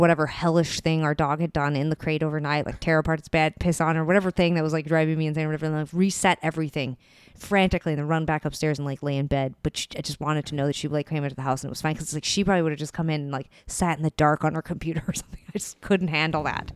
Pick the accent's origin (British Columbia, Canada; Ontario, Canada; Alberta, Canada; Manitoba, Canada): Alberta, Canada; Calgary; moved away as an adult; also born or lived in Vancouver; we grew up in Calgary, it's all highways